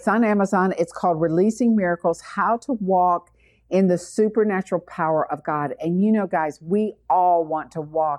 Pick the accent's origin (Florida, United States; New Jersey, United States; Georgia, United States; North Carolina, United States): Georgia, United States; Atlanta; We're both from Atlanta